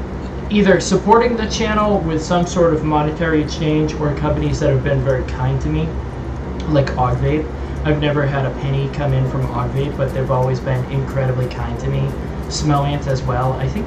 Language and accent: English; Massachusetts, United States; accent: Massachusetts; I'm working on trying to get rid of my accent. My Massachusetts accent, where I say ka and pack.